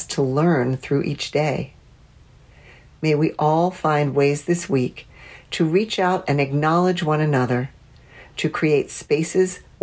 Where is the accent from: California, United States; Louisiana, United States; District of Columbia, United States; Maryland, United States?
District of Columbia, United States; Washington; my hometown of Washington, D.C.